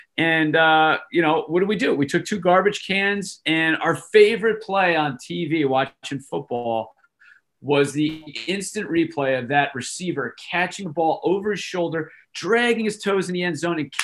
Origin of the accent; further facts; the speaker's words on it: Manalapan, New Jersey, United States; I grew up in Manalapan, New Jersey, which is, I don't know, maybe a half hour from the Jersey Shore, central part of the state